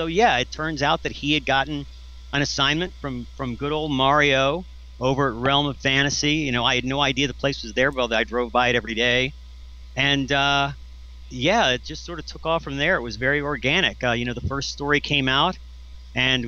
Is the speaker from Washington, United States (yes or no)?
no; Richmond, Virginia, United States; moved away; I'm from Richmond, Virginia